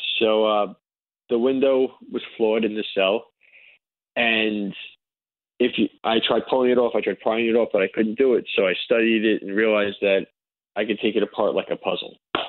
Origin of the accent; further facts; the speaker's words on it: United States; I'm basically an American Jew of Russian descent